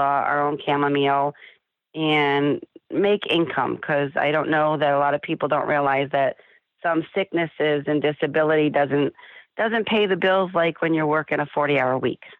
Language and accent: English; South Florida, United States; moved away as an adult; We grew up in South Florida on the beach